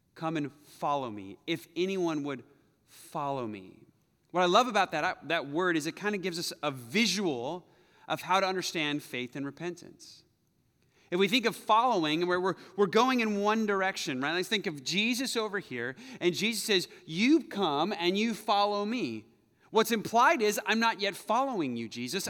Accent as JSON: {"language": "English", "country": "United States", "said": "I'm American"}